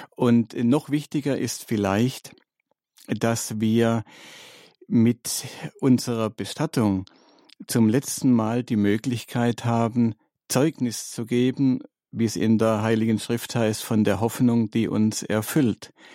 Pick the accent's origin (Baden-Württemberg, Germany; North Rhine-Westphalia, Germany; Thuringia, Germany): Baden-Württemberg, Germany; Stuttgart; moved away; in Stuttgart, in meiner Heimatstadt